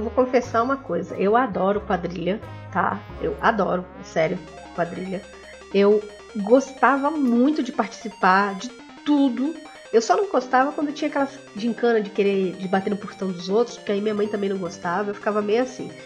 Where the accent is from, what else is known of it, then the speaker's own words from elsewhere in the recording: coast of São Paulo, Brazil; eu sou do litoral de São Paulo